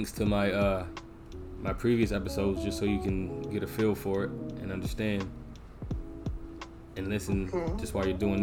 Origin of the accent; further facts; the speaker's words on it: Minneapolis, Minnesota, United States; I'm from Minneapolis, Minnesota.